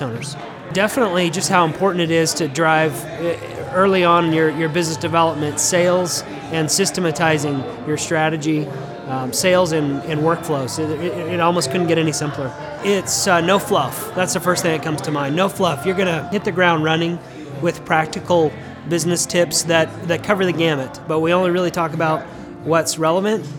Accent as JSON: {"language": "English", "town": "Denver", "region": "Colorado", "country": "United States", "moved": "yes", "lives_now": "Tulsa, United States"}